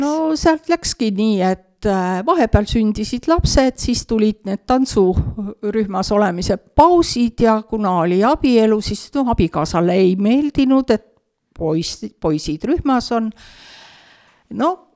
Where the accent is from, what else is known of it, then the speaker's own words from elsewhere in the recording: Türi, Järva County, Estonia; also born or lived in Suure-Jaani; now in Otepää, Estonia; sündisin küll Suure-Jaanis, aga oma teadliku elu olen elanud Türi linnas, Kesk-Eestis